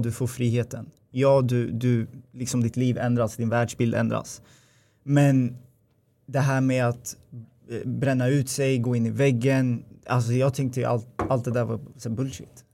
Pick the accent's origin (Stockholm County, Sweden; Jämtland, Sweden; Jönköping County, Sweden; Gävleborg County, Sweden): Stockholm County, Sweden; Upplands Väsby; also born or lived in Gävle; jag åkte hem från Gävle till eh, Väsby, där jag kommer ifrån